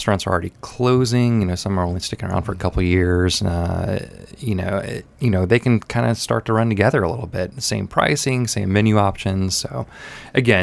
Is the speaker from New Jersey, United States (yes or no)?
no; Memphis, Tennessee, United States; moved away as an adult; also born or lived in East Nashville; now in Nashville, United States; I'm originally from Memphis, but I've been in Middle Tennessee for over 20 years